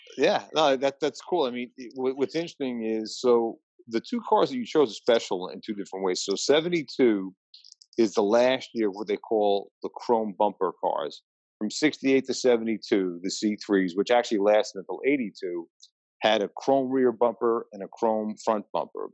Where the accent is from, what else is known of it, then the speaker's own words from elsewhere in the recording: Long Island, New York, United States; also born or lived in Queens, New York; I was born in Queens, raised in Long Island